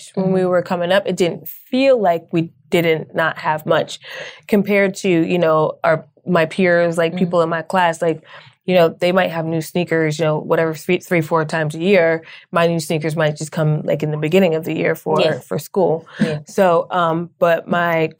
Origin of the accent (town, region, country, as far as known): Newburgh, New York, United States; born or raised there; moved away as an adult; also born or lived in Fort Knox, Kentucky / Florida; now in Los Angeles, United States